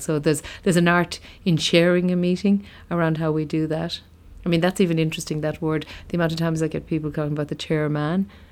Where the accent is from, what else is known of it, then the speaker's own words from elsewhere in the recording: County Limerick, Munster, Ireland; I grew up in County Limerick. I'm from a place called, uh, Brough in County Limerick